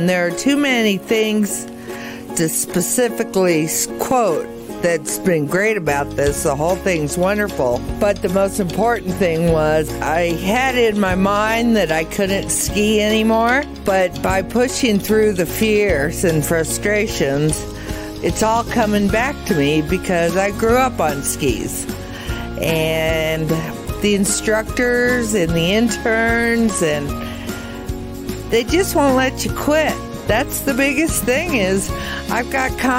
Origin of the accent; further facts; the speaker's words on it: Colorado Springs, Colorado, United States; I'm from Colorado Springs, Colorado